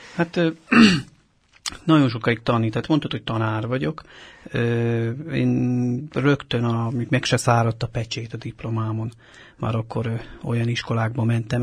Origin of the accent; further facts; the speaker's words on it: Kápolna, Heves, Hungary; moved away as an adult; now in Budapest, Hungary; Mi egy heves megyei kis településen nőttünk fel, ez Kápolnán van, Zegár mellett